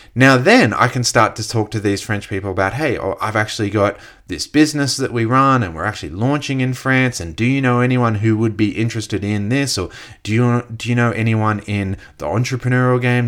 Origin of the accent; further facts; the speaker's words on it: Australia; myself as an Australian who speaks English, who understands Australian culture